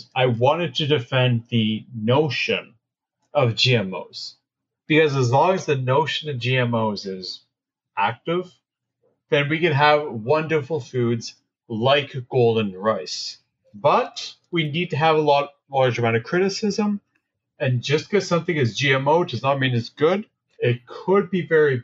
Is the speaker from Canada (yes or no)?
yes; Canada; I'm Canadian.